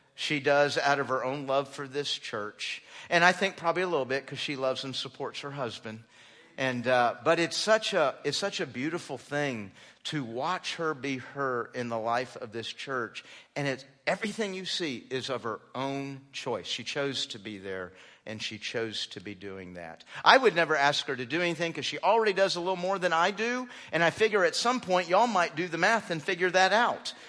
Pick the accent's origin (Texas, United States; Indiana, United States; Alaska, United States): Texas, United States; moved away; also born or lived in Phoenix, Arizona / South Carolina; We were mostly raised in Texas